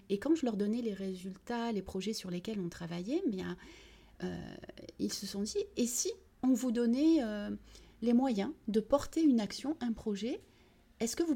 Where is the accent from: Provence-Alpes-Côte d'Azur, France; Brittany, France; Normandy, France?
Provence-Alpes-Côte d'Azur, France; Vitrolles; also born or lived in Algeria / United States; j'ai 49 ans, donc … Je suis franco-algérienne. Je suis née en Algérie et je suis arrivée à l'âge de 6 ans à Vitrolles où j'ai grandi et où j'ai fait toutes mes études.